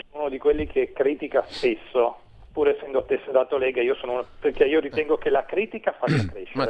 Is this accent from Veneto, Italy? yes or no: no; Mantua, Lombardy, Italy; io sono di Mantova